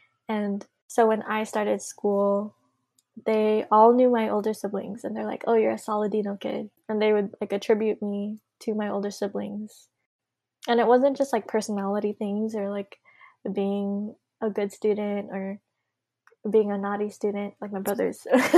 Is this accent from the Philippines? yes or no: yes; Philippines; now in Hawaii, United States; that was such a barrier between me and my family back home in the Philippines.